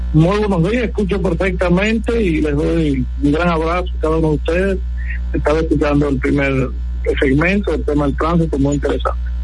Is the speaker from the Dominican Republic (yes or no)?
yes; Sabana de la Mar, Hato Mayor, Dominican Republic; moved away; que somos de los campos, como me incluyo, yo vengo de Sabana de la Mar, y nos hemos ido